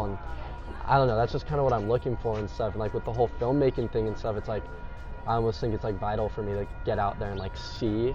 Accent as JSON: {"language": "English", "town": "San Juan Capistrano", "region": "California", "country": "United States", "tie": "born or raised there", "said": "growing up in San Juan"}